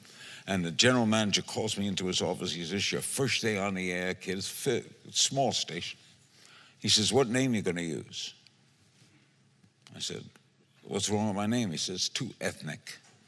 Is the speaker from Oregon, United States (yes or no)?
no; Brooklyn, New York, United States; moved away; I left Brooklyn, but Brooklyn never left me. It was a great place to grow up.